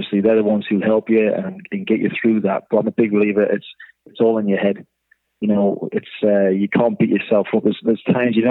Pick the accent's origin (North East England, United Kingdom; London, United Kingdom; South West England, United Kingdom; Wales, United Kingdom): North East England, United Kingdom; Newcastle upon Tyne; born or raised there; moved away as an adult; also born or lived in Wellington, New Zealand